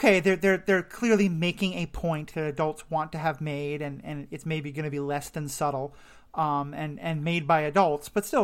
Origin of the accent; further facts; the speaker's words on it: New York City, New York, United States; also born or lived in Brooklyn; I grew up in the heart of New York City